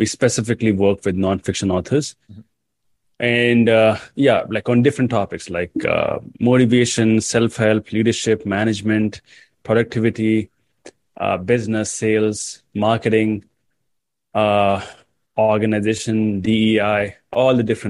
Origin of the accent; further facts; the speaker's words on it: India; I come from India